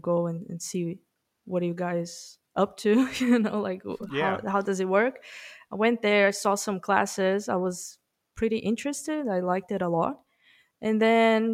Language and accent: English; Brazil; English is a second language; moved away as an adult; now in New Zealand; I'm from Brazil originally. I'm just in New Zealand for 10 months